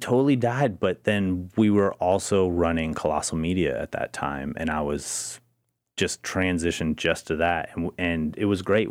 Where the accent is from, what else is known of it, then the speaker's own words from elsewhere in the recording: Portland, Oregon, United States; I'm from Portland